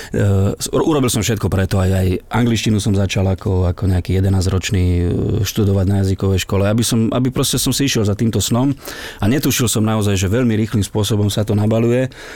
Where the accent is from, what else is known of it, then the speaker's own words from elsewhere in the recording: eastern Slovakia, Slovakia; also born or lived in Záhorská Bystrica, Bratislava; now in Bratislava, Slovakia; u nás na východe